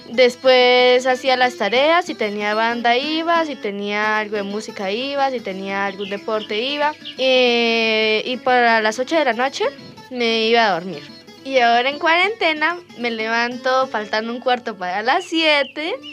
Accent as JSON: {"language": "Spanish", "town": "Charalá", "region": "Santander", "country": "Colombia", "said": "tengo 12 años. Soy de Charalá. Vivo en el barrio José Antonio Galán."}